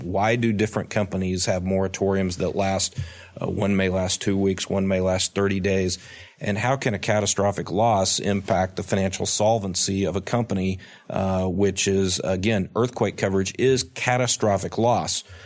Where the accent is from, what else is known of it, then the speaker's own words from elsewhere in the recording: Tulsa, Oklahoma, United States; I grew up in Tulsa, Oklahoma